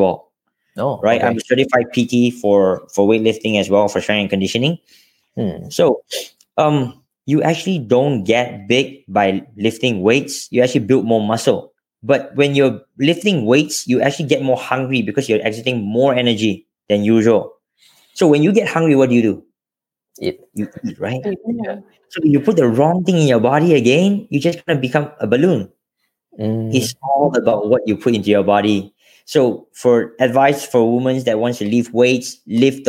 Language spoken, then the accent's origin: English; Johor, Malaysia; also born or lived in Selangor; I was born in Selangor, but I grew up in Johor, and I finished my high school in Johor.